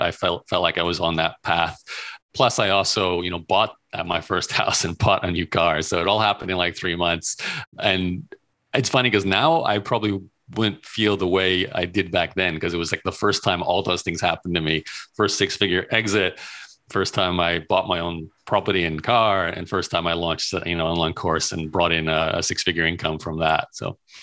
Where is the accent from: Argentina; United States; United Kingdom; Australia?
Australia; Brisbane, Queensland; moved away as an adult; also born or lived in Melbourne / Toronto; born and raised in Australia, in Brisbane, Australia